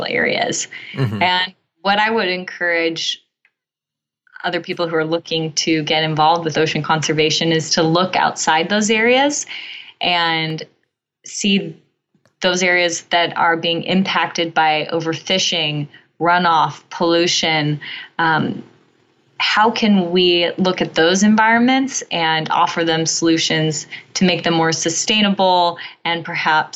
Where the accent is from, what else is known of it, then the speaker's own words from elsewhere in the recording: California, United States; I grew up in California